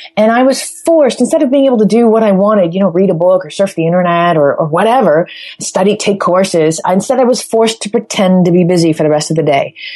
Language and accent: English; Toronto, Ontario, Canada; moved away; my hometown is Toronto, Canada.